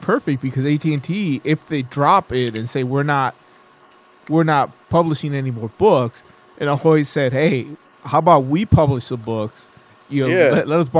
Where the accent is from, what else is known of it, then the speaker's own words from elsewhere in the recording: Mexico; Don't make fun of my accent, because I'm Mexican.